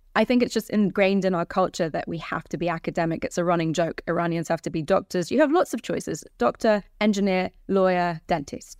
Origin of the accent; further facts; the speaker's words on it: London, United Kingdom; also born or lived in Iran; And so I grew up in London in council flats and bed and breakfasts